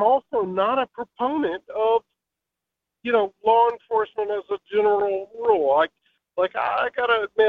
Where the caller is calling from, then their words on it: Virginia, United States; I'm calling from Virginia.